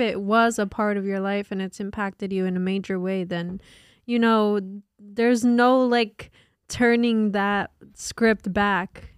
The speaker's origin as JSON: {"language": "English", "region": "New Jersey", "country": "United States", "said": "we're from North Jersey."}